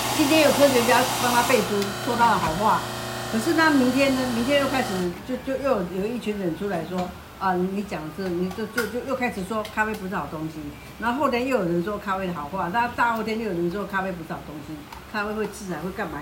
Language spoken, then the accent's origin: Chinese; Taiwan; 我们台湾人